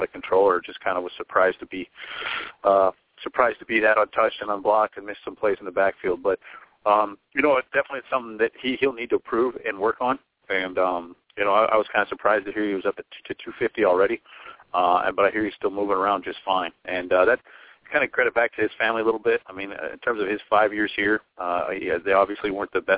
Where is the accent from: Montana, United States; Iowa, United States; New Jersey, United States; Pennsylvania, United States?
Montana, United States; I'm from Montana